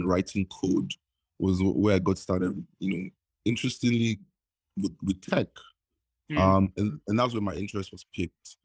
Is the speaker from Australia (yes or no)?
no; Nigeria; I was like every typical Nigerian growing up in Nigeria